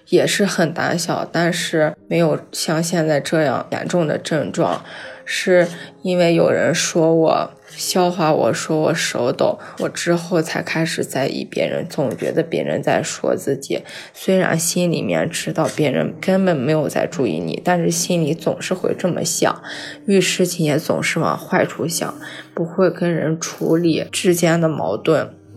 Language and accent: Chinese; Taiyuan, Shanxi, China; 我来自山西太原